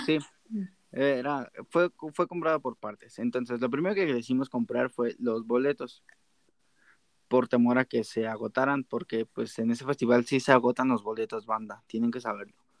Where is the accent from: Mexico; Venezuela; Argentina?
Mexico; Mexico City; nosotros somos de la Ciudad de México.